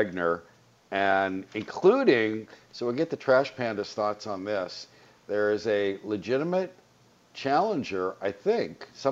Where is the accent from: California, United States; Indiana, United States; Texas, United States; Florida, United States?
California, United States; the Valley; I grew up in the Valley